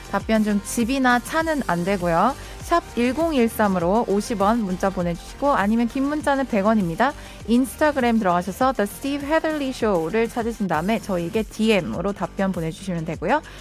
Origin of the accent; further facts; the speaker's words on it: France; English is a second language; now in South Korea; Uh, I'm from France and I'm pursuing my master's degree in South Korea.